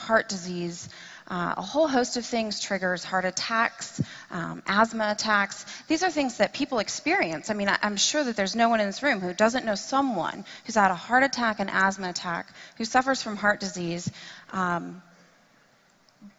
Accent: Tennessee, United States; I am from Tennessee. That's my home state

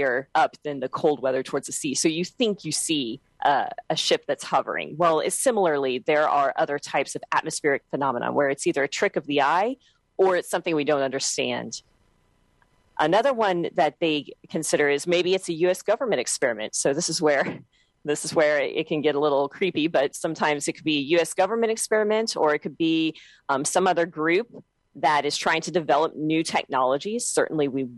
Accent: Texas, United States; I'm from Texas

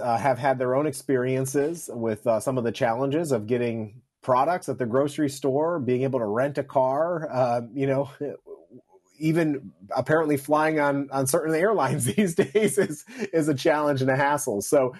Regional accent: upstate New York, United States; moved away; I had an opportunity to travel to my hometown in upstate New York this past weekend.

